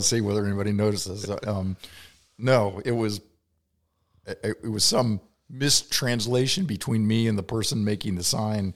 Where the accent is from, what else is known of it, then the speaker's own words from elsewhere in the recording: Kentucky, United States; moved away as an adult; also born or lived in Ohio; I was from Kentucky